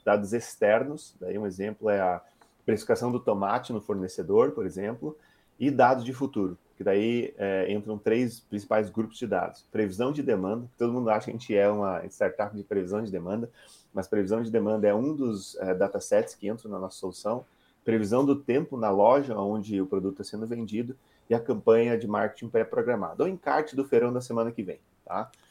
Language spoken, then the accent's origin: Portuguese; Curitiba, Paraná, Brazil; also born or lived in Rio Grande do Sul / Santa Catarina / United States / Germany; eu sou um gaúcho de Curitiba, né? Nasci no Rio Grande do Sul, mas morei minha vida inteira em Curitiba